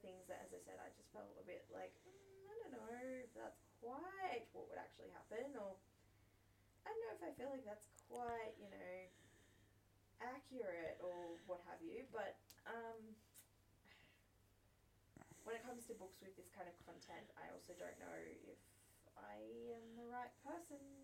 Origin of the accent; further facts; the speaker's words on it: Australia; As an Australian